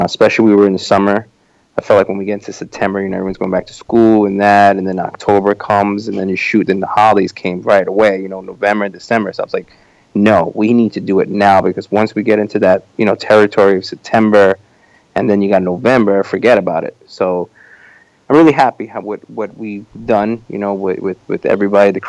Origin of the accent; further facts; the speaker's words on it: New York, United States; this is my hometown